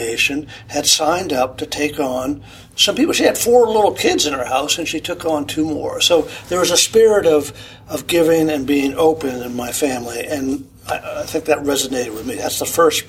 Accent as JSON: {"language": "English", "town": "Boston", "region": "Massachusetts", "country": "United States", "tie": "born or raised there", "said": "I grew up in the Boston area"}